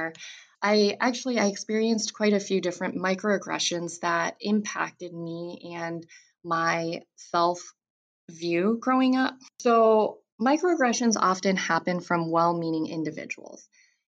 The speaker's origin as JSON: {"language": "English", "country": "United States", "said": "in America, I have found that most people do not see me as American"}